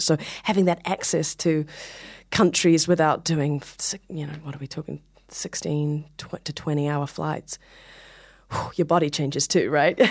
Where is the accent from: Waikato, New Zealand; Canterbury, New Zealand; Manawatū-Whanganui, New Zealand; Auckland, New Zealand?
Waikato, New Zealand; Hamilton; moved away as an adult; now in New York, United States; I'm from New Zealand